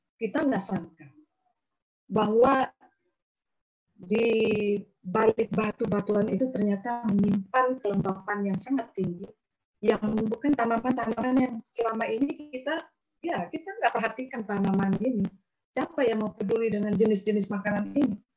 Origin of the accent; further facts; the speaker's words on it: Pajunyan Village, West Adonara, Flores, East Nusa Tenggara, Indonesia; West Adonara Sub District is Flores. Ini dari kampung saya sendiri.